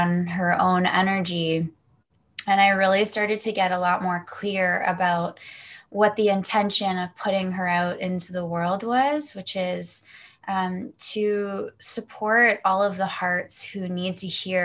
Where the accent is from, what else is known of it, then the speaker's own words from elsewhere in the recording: Toronto, Ontario, Canada; also born or lived in Kelowna, British Columbia; I'm from, for you guys listening, I'm from Toronto, Canada. But I'm actually out in BC right now